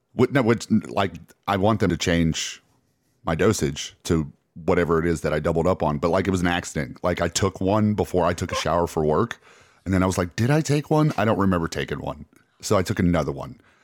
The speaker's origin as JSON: {"language": "English", "region": "Alabama", "country": "United States", "said": "we're from Alabama"}